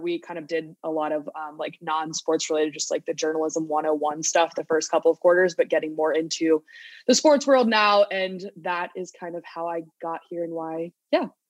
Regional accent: Virginia, United States; I'm from Virginia

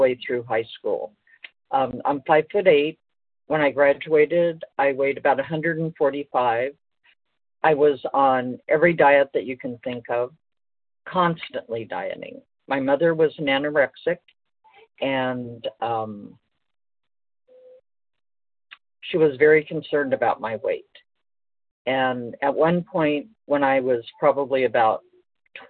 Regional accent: Los Angeles, California, United States; I was born in Los Angeles

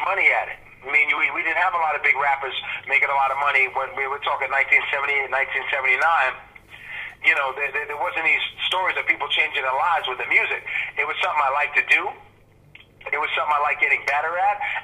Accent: New York, United States; also born or lived in England; growing up in New York

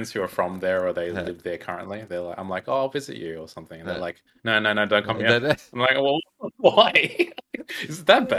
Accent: Melbourne, Victoria, Australia; now in Portland, United States; I'm from Melbourne, Australia too. When you say that, but I am in Portland, Oregon, though.

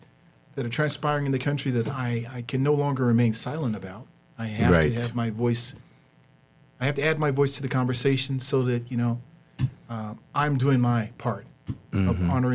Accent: eastern Arkansas, United States; moved away as an adult; now in Utah, United States; I'm originally from Arkansas, eastern Arkansas. Grew up along the banks of the Mighty Muddy, the Mississippi, that is what we call it. Or Old Man River, as some people really call it. I've been out here in Utah for over 30 years now.

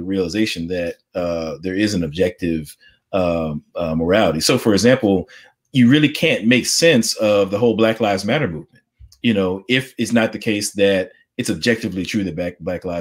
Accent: United States; I'm an African-American, I'm an American.

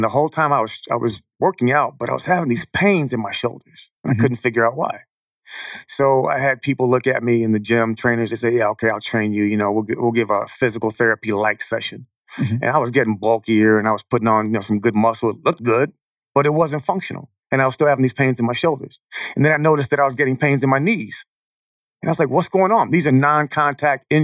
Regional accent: Chicago, Illinois, United States; I'm from Chicago, born and raised.

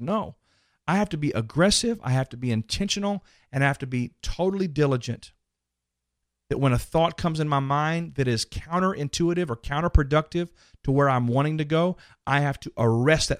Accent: Dallas, Texas, United States; that one's in Dallas, by the way, my hometown

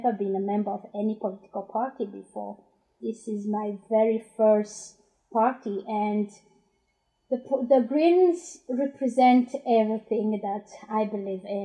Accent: Burundi; first language Kirundi; English is a second language; also born or lived in Democratic Republic of the Congo / London; now in Glasgow, United Kingdom; I'm originally from Burundi, and yeah, I've been in Glasgow for almost 17 years

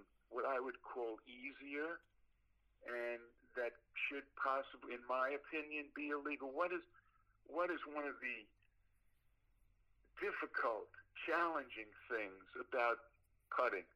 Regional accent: New York City, New York, United States; moved away; I'm from Brooklyn, New York

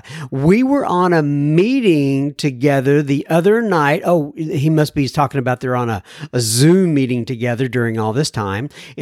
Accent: Wichita, Kansas, United States; I'm originally from Wichita, Kansas.

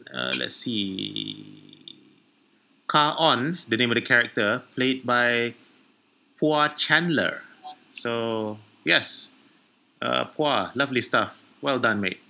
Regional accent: Malaysia; I orang Melayu

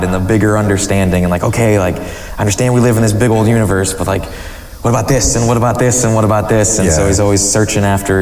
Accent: Johnston, Iowa, United States; And I was actually born and raised in Johnston, Iowa. So I spent my whole life in Iowa

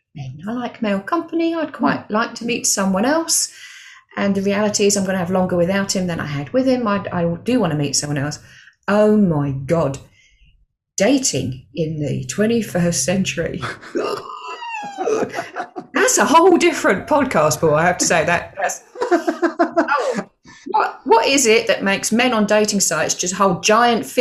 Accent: Stevenage, East of England, United Kingdom; moved away as an adult; also born or lived in Milton Keynes; I was still working for the bank at that point, came through. So I left Stevenage branch

